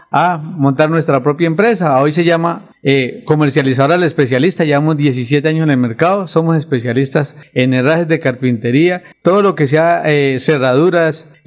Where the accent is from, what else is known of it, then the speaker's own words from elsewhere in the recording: Bolívar, Santander, Colombia; now in Bucaramanga, Colombia; soy de Bolívar, Santander, provincia de Vélez, empresario hace más de 17 años acá en Bucaramanga.